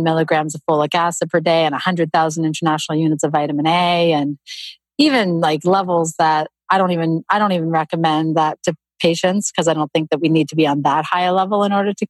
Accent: Canada; moved away as an adult; also born or lived in Toronto, Canada; now in United States; I grew up in Canada and I was living in Toronto at the time.

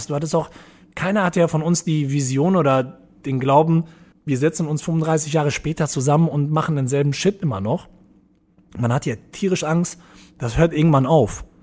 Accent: Iserlohn, North Rhine-Westphalia, Germany; also born or lived in Dortmund / Portugal; now in Cologne, Germany; früher. Also halt aus dem Ruhrpott kommend. Ruhrpott war so ein bisschen rougher. Deutlich, ja genau. Also ich bin halt von Iserlohn nach, dann nach Dortmund gezogen, hatte eben eh mal den Dortmund-Bezug und dann bin ich auch nach Dortmund gezogen. Und 2000 bin ich nach Köln gekommen, über Portugal sozusagen.

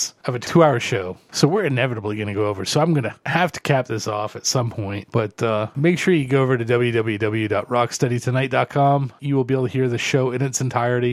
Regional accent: Detroit, Michigan, United States; I grew up in Detroit

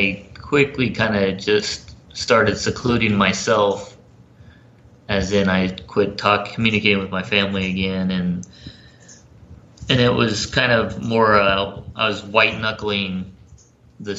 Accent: Florida, United States; moved away; also born or lived in Los Angeles / North Carolina; I grew up down in Florida, about an hour away from where Clearwater

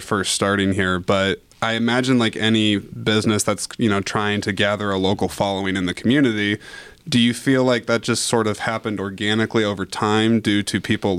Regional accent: Cedar Rapids, Iowa, United States; also born or lived in Texas / Wisconsin; now I've been in the Cedar Rapids area, Marion, you know, the whole thing, pretty much most of my life.

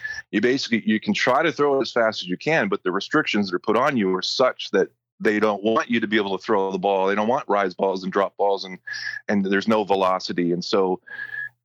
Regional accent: Erie, Pennsylvania, United States; born and raised in Erie

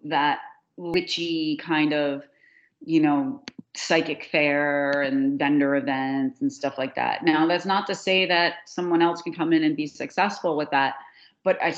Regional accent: New Jersey, United States; We call it going down the shore. We never, in New Jersey, you go to the shore. You don't go to the beach

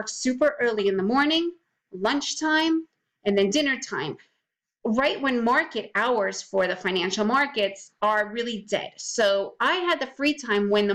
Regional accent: New York City, New York, United States; also born or lived in USSR; I moved to the United States when I was 6 years old. We moved to New York, and I pretty much grew up, like a typical US kid

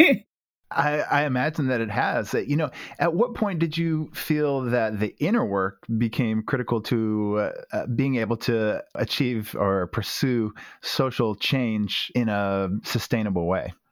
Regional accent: North Carolina, United States; I too am from North Carolina.

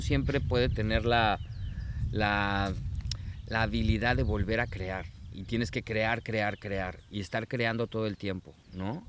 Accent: Mexico; moved away; en mi país, en México

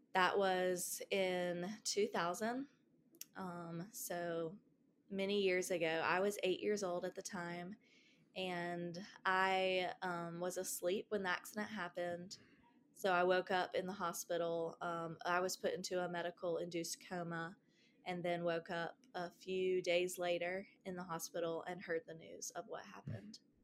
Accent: Greenville, South Carolina, United States; also born or lived in Asheville, North Carolina; we moved from Asheville, North Carolina to Greenville, South Carolina.

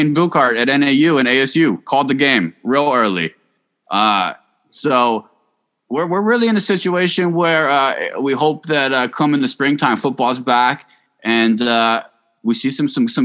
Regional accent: Arizona, United States; I was in the marching band when I was growing up in Arizona

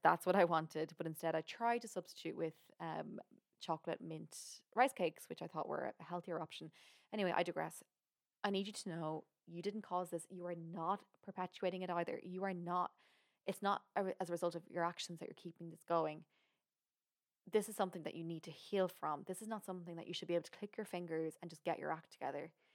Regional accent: Ireland; I'm from Ireland.

